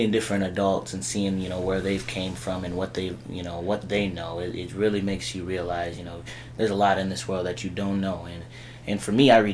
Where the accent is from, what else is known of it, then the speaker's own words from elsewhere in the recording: Bloomington, United States; I grew up here in Bloomington. It's been a long time, you know, since a little boy.